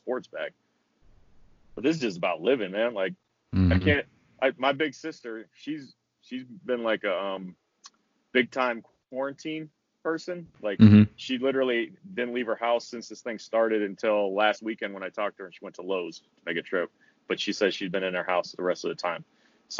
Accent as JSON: {"language": "English", "region": "Washington", "country": "United States", "tie": "born or raised there", "moved": "yes", "said": "my home state of Washington"}